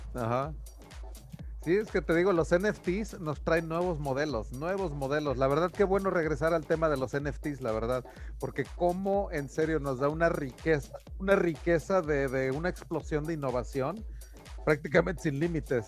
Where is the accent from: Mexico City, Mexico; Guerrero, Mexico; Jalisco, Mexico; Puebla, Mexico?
Guerrero, Mexico; Taxco; moved away; also born or lived in San Antonio, Texas; Tasco de donde soy